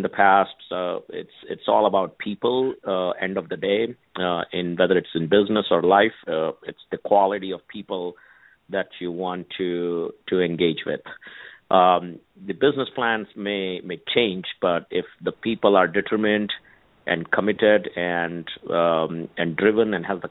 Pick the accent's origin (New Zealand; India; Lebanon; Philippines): India; moved away as an adult; now in Silicon Valley, United States; born and raised in India, and came here to the U.S., for higher education